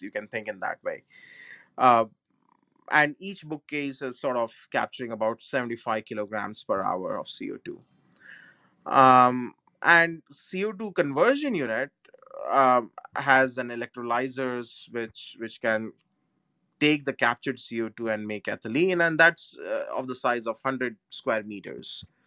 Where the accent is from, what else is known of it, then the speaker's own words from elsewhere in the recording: India; moved away; my home country india